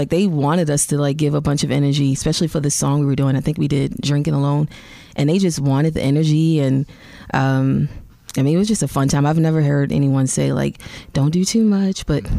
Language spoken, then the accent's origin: English; Baltimore, Maryland, United States; moved away as an adult; now in Nashville, United States; Baltimore, Maryland.